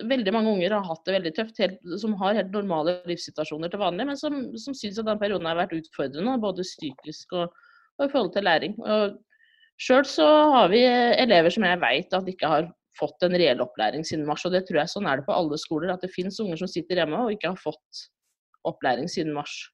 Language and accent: Norwegian; Rjukan, Telemark, Norway; now in Trondheim, Norway; Ja, det blir sånn trøndersk innimellom her, tror jeg. Men jeg er egentlig fra Rjukan da, i Telemark.